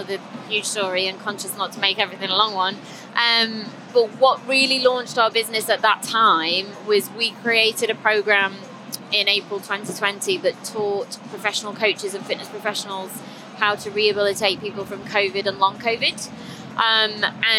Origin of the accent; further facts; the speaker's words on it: Stoke-on-Trent, West Midlands, United Kingdom; I'm from Stoke originally